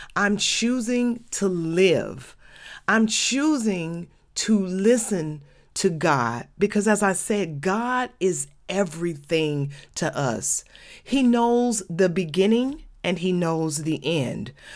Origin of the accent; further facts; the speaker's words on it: Atlanta, Georgia, United States; when I was a child growing up in Adamsville